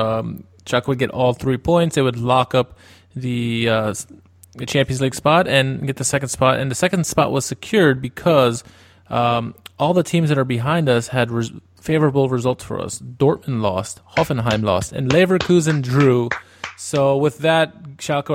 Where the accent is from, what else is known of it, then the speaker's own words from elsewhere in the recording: Wheaton, Maryland, United States; I am from Wheaton, Maryland